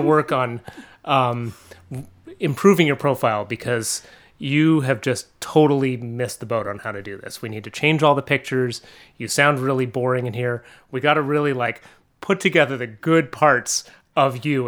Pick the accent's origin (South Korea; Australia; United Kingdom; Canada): Canada; Montreal, Quebec; moved away as an adult; now in Vermont, United States; I grew up in Montreal and north of Montreal. I moved to Vermont almost, like, seventeen years ago.